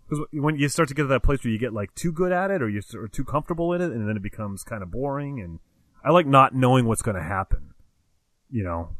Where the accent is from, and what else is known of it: Connecticut, United States; born or raised there